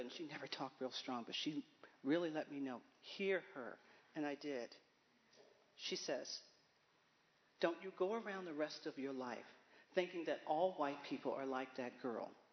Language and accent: English; Baltimore, Maryland, United States; I'm from Baltimore, Maryland. I am the ninth child of 10 kids to my mother and father we had a vibrant household